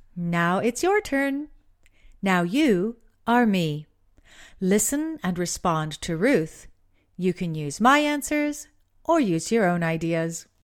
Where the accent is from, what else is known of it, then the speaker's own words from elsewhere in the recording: Southern California, United States; moved away; I grew up in Southern California